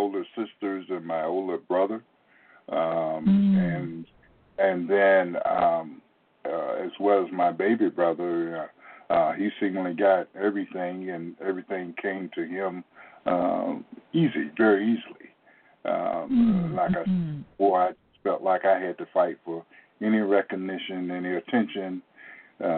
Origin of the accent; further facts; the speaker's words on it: Portsmouth, Virginia, United States; I grew up in Portsmouth, Virginia